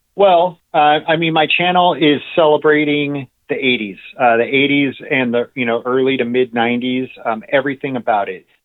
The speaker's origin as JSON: {"language": "English", "town": "Los Angeles", "region": "California", "country": "United States", "tie": "born or raised there", "also_born_or_lived": "North Hollywood / Reseda / Encino", "said": "I grew up in the San Fernando Valley. Um, I was born in North Hollywood and lived there until I was about six or seven years old, and then moved to Reseda"}